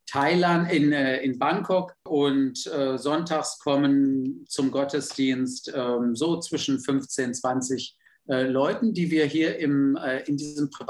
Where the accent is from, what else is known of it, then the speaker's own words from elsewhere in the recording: Düsseldorf, North Rhine-Westphalia, Germany; Ich bin ja auch aus Düsseldorf.